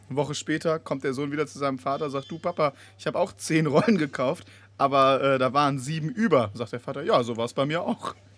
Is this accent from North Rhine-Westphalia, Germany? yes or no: yes; Bonn, North Rhine-Westphalia, Germany; meiner Heimatstadt Bonn